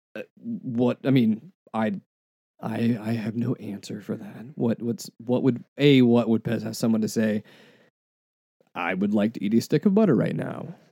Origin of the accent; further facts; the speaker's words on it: United States; we are American